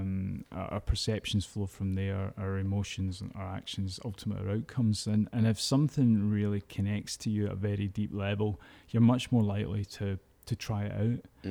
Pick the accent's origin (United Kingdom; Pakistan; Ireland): United Kingdom; Glasgow, Scotland; I was brought up in the East End of Glasgow